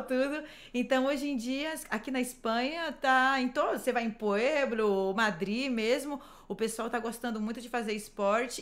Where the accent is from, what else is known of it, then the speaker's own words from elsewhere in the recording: Brazil; moved away; como boa brasileira